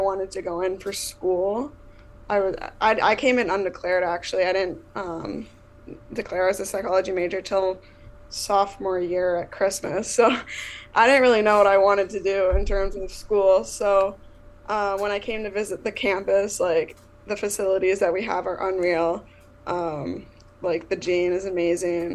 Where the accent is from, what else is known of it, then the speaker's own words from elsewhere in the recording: Chatsworth, Ontario, Canada; also born or lived in Cambridge, Ontario; now in Rochester, United States; I'm from Chatsworth, Ontario, Canada